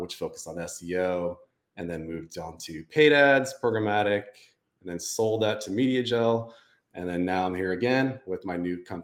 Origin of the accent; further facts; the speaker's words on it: Santa Rosa, California, United States; Santa Rosa, my hometown